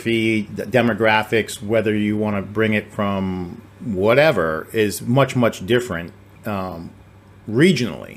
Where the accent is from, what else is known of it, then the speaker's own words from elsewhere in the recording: on the Rhode Island line, Massachusetts, United States; now in Texas, United States; I'm in Texas, right? I mean, but I grew up in Massachusetts on the Rhode Island line. When my parents divorced, I had one in one state, one in the other